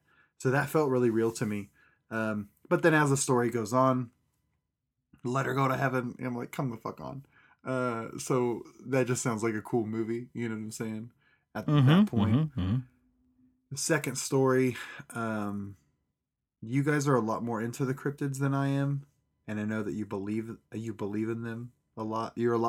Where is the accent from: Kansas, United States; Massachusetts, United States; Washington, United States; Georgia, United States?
Kansas, United States; Pratt; also born or lived in California; when I was a young... spry little child, we moved from California to Kansas. Kansas was a very big culture shock to me. We went to a small country type town, small little town in Pratt, Sawyer, Kansas.